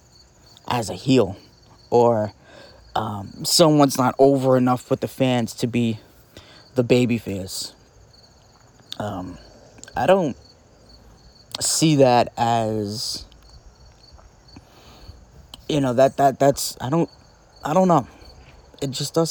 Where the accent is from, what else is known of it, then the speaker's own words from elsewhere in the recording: New Jersey, United States; we're both from Jersey